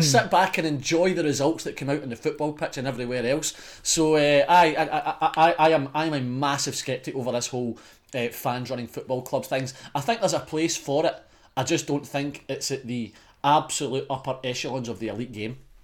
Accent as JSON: {"language": "English", "region": "Scotland", "country": "United Kingdom", "said": "as a Scotsman"}